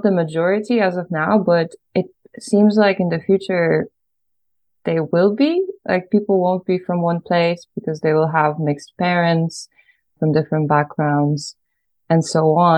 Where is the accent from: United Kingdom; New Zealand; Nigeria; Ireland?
Ireland; moved away as an adult; also born or lived in Poland; now in Netherlands; I was born in Poland, but when I was 9 years old, I moved to Ireland. And then my dad and my mom also lives there, and my brother. So half of my core family is in Ireland and half of them is in Poland, and I live in the Netherlands.